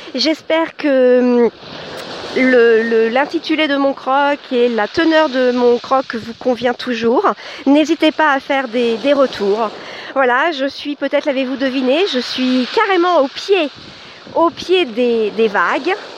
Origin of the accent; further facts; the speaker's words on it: Chartres, Centre-Val de Loire, France; Chartres, c'est ma ville natale